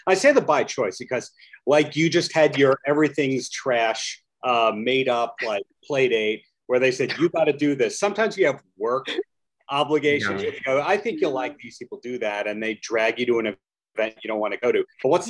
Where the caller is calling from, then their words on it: Long Beach, New York, United States; I'm dialing in from Long Island, a beach town called Long Beach.